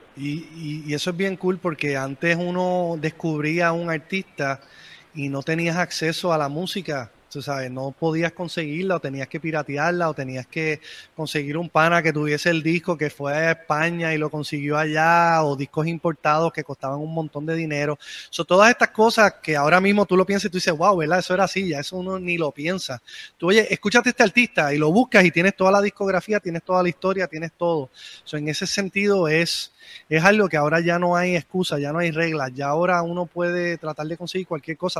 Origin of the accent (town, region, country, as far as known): San Juan, Puerto Rico